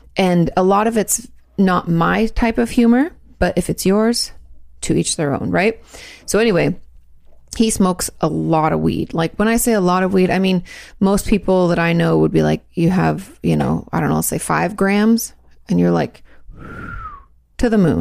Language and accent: English; Washington, United States; Growing up in Washington State, we had floods a lot